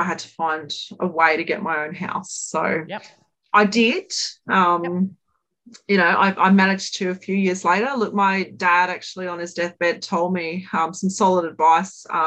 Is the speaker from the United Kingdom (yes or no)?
no; Brisbane, Queensland, Australia; grew up in sunny Brisbane in Queensland